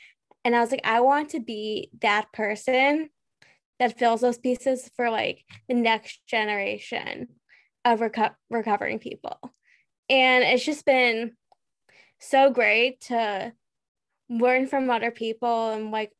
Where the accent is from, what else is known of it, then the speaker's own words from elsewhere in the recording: United States; I'm from the United States.